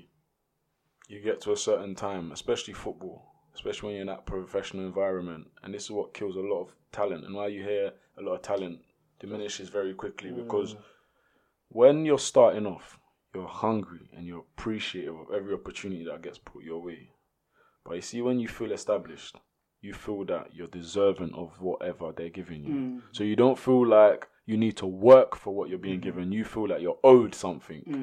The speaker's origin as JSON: {"language": "English", "region": "London", "country": "United Kingdom", "said": "we're from South London"}